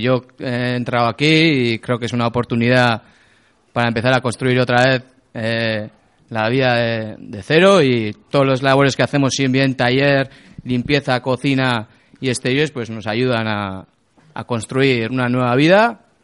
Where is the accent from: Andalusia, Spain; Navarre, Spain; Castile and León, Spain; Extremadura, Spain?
Navarre, Spain; Ribera de Navarra; de la Ribera de Navarra